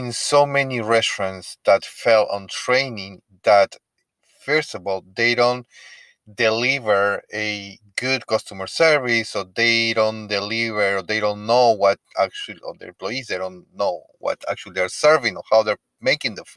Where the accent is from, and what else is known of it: Peru; first language Spanish; English is a second language; moved away